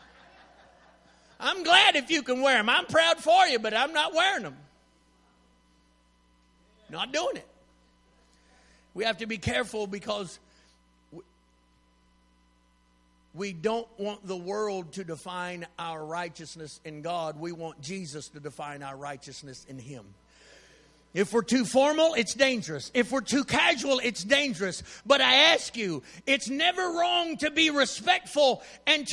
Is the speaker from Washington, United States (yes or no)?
no; Texas, United States; I'm from Texas